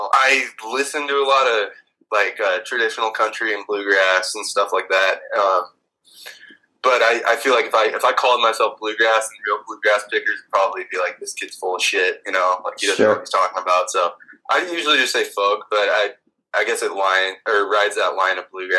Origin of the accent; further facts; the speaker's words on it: Spokane, Washington, United States; also born or lived in Texas; I was born in Texas, and I moved a bunch as a kid, but Spokane for, you know, all intents and purposes. I've lived here since I was a kid.